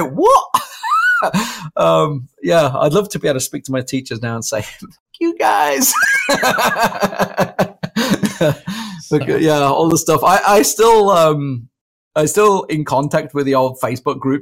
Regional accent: Warwick, West Midlands, United Kingdom; also born or lived in Leamington Spa; I was born in Leamington Spa and I grew up in Warwick

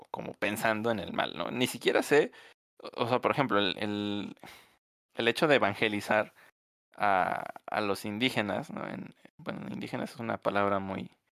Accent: Mexico; como mexicano

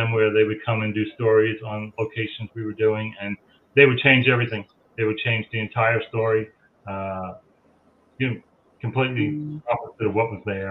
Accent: Long Island, New York, United States; I grew up on Long Island

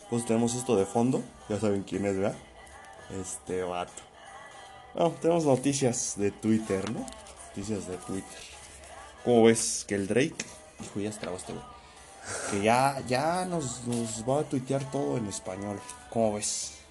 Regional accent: Mexico; los mexas le damos de comer a un chingo de güeyes.

